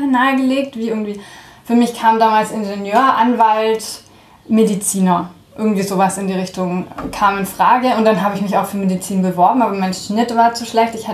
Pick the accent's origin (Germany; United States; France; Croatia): France; ja, also ich bin in Frankreich aufgewachsen. Ähm, das war damals arbeitsbedingt durch meinen Vater und ähm, dann haben sich meine Eltern gedacht, schade doch nichts, wenn die Kinder mal zweisprachig aufwachsen.